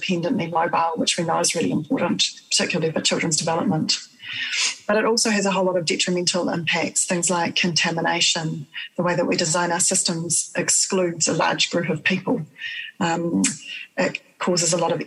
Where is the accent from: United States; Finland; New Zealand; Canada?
New Zealand; Wellington; I am from Wellington in the area in the Rohi of Te Ati Awa iwi. I've grown up here and I continue to live here.